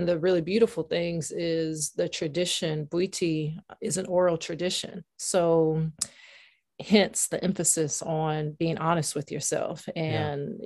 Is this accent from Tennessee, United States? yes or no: yes; Nashville, Tennessee, United States; now in New England, United States; I'm from Nashville